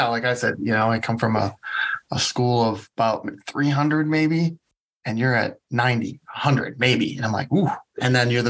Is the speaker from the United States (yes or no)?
yes; Monona, Iowa, United States; Yeah. So I grew up in Monona, Iowa, population, I don't know, right now it might be 1500, maybe.